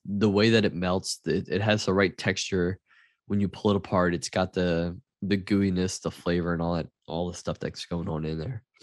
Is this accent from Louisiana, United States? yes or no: yes; Louisiana, United States; growing up in Louisiana